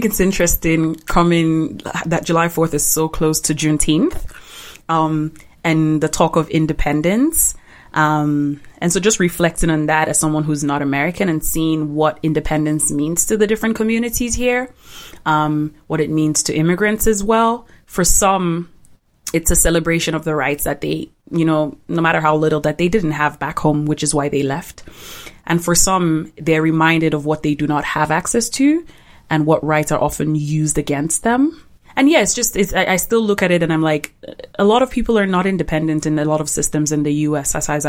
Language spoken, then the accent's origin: English; Nigeria; You know, posted an independence for Nigeria. I'm from the Igbo tribe, and we experienced a genocide by the northern tribe in Nigeria.